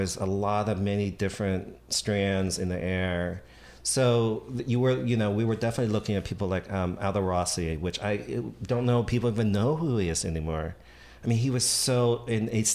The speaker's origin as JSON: {"language": "English", "town": "Washington", "region": "District of Columbia", "country": "United States", "tie": "born or raised there", "also_born_or_lived": "Montgomery County, Maryland / San Francisco", "moved": "as an adult", "lives_now": "New York, United States", "said": "I grew up in Washington, D.C."}